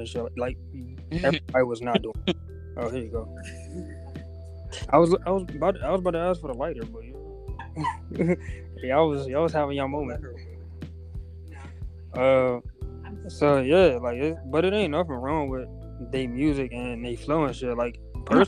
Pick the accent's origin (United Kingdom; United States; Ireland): United States; DMV; accent: DMV; I'm from the DMV area